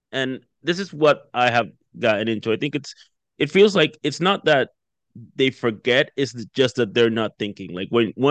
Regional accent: Jamaica; now in Canada; okay, you're from West Africa and I'm from Jamaica, we have nothing in common

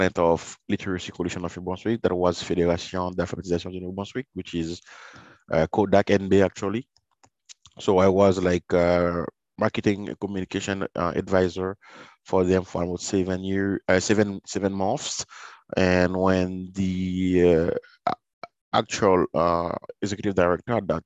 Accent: Sud, Haiti; also born or lived in Port-au-Prince, Haiti; now in Montreal, Canada; When I was growing up in Haiti, it was, you know, I was born in a small city.

